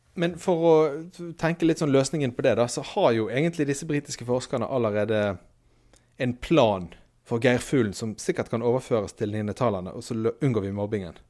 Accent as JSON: {"language": "Norwegian", "town": "Bergen", "region": "Vestland", "country": "Norway", "said": "Jeg er fra Bergen"}